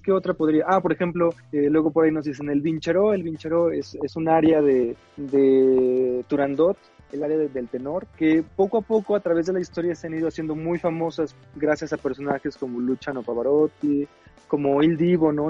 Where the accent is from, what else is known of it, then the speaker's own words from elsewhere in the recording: Xalapa, Veracruz, Mexico; Yo soy de Jalapa, en Veracruz